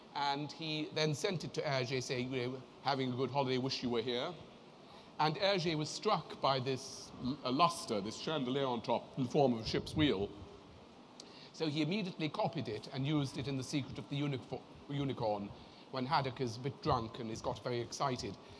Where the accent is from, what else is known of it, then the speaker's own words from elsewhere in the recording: United Kingdom; also born or lived in Paris, France / Germany; I then went back to Britain in 50, or I went to Britain in 1957